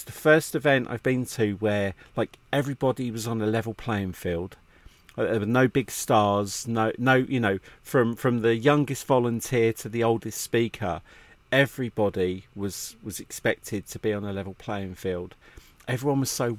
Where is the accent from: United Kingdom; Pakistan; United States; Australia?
United Kingdom; England; being English